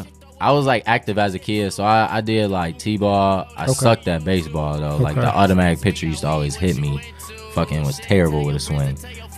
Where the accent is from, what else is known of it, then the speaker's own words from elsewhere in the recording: Novi, Michigan, United States; I really grew up in Novi like my whole life. Ooh. Like straight up in the suburbs my whole life.